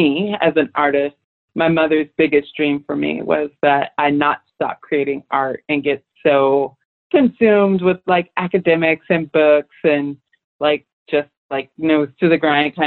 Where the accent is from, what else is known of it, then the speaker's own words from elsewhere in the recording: El Paso, Texas, United States; I grew up in El Paso, Texas. I've lived all over in the state